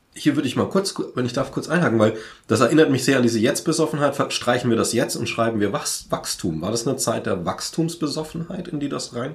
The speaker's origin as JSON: {"language": "German", "area": "Franconia", "region": "Bavaria", "country": "Germany", "said": "ich komme aus dem Frankenland"}